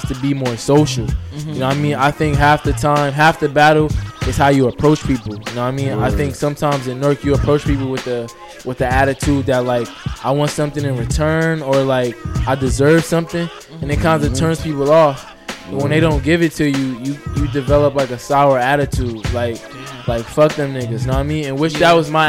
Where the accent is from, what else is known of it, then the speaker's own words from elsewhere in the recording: Newark, New Jersey, United States; also born or lived in South Orange, New Jersey; growing up in Newark